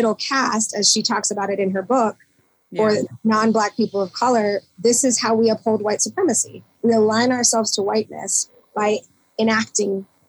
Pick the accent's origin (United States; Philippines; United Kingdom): Philippines; even as Filipino people or dark skinned Asians, you know, the last time I was in the Philippines